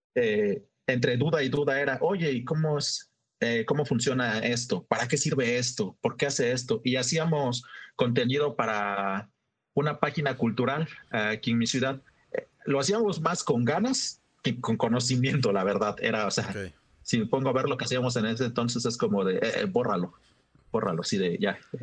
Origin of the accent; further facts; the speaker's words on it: Oaxaca, Mexico; soy un fotógrafo de la ciudad de Oaxaca